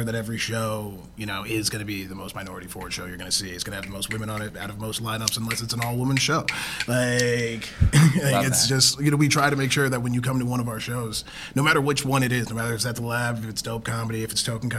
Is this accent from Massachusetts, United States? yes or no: yes; Massachusetts, United States; I was born out west, right? And then I grew up in the east, right? So I grew up in Massachusetts.